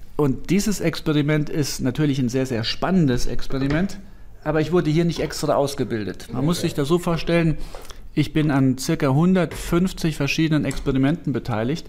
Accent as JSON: {"language": "German", "region": "northern Saarland", "country": "Germany", "tie": "born or raised there", "said": "Ich komme ja aus dem Nordsaarland"}